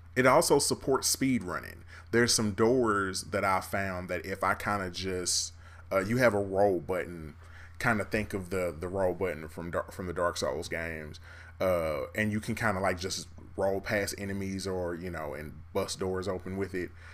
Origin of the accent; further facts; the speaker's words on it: Kansas City, United States; I'm from Kansas City.